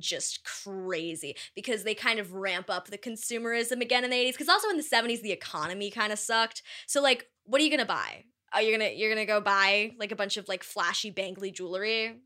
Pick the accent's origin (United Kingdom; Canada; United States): United States; East Coast; I am from the East Coast